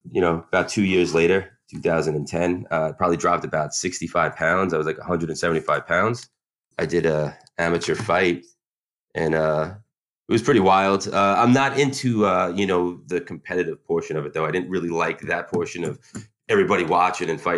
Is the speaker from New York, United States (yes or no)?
yes; Long Island, New York, United States; I grew up on Long Island with her